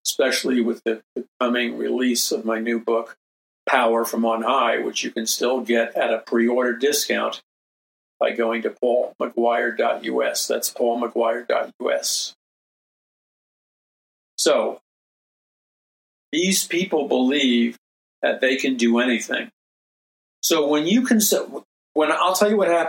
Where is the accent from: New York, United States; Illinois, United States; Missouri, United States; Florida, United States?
New York, United States; New York City; I was raised in New York City. I mean, I'm a city boy.